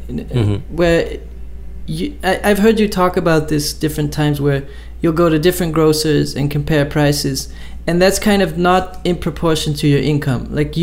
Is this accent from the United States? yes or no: no; Netherlands; I'm from the Netherlands and from a farmer's family